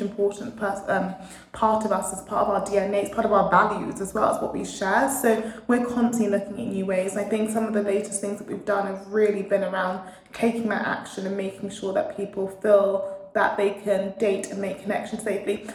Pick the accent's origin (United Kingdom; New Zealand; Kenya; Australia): United Kingdom; London; moved away as an adult; born and bred in London